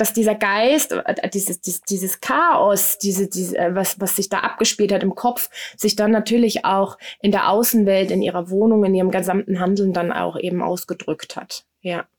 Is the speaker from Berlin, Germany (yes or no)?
no; Frankfurt am Main, Hesse, Germany; Ich bin äh, in Frankfurt am Main äh, zur Welt gekommen